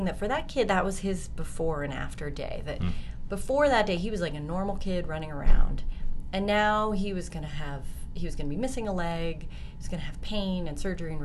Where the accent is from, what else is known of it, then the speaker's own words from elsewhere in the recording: Colorado, United States; I'm from Colorado